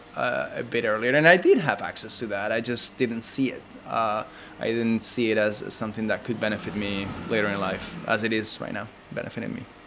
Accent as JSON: {"language": "English", "town": "Madrid", "region": "Community of Madrid", "country": "Spain", "tie": "born or raised there", "also_born_or_lived": "New York", "moved": "yes", "lives_now": "Los Angeles, United States", "said": "I grew up in Madrid"}